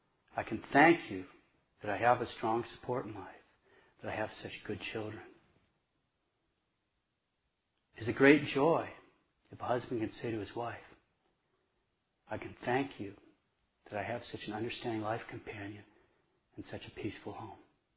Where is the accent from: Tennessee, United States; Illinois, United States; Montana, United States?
Montana, United States; I mean, I'm from Montana. I want to punch somebody if it was my girlfriend. Get your hands off her. But that's where I'm from, you know.